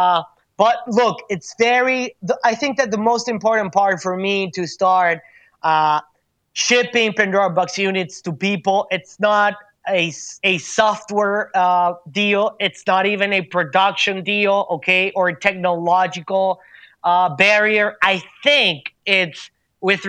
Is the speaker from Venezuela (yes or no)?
yes; Venezuela; I come from the Venezuelan environment